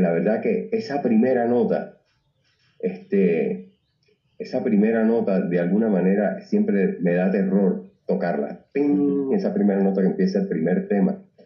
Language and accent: Spanish; Cuba; also born or lived in Tijuana; now in Puerto Rico; soy cubano